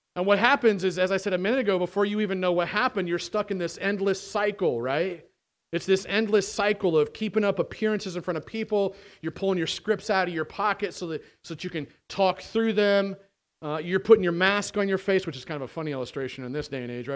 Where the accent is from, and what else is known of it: United States